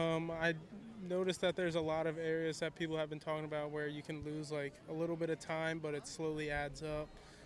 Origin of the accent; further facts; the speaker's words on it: Hockessin, Delaware, United States; I'm from Hokeson, Delaware.